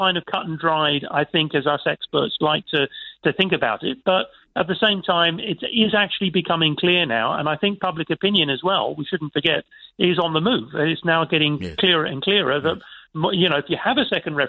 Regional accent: Ireland; As an Irishman

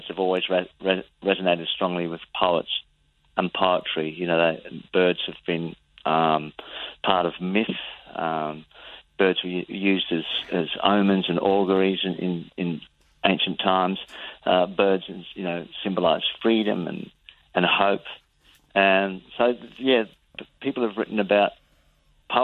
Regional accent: Adelaide, South Australia, Australia; We're both from Adelaide.

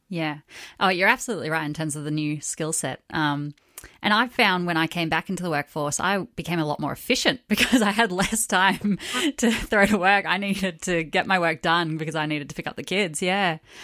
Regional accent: Australia; Growing up in Australia

